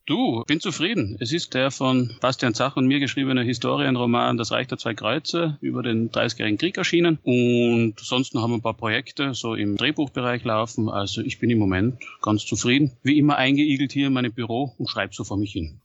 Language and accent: German; Austria; als Österreicher